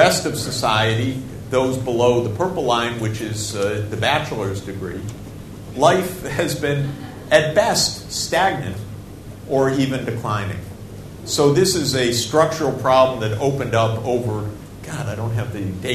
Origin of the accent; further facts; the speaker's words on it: Snow Belt, United States; I'm from the Snow Belt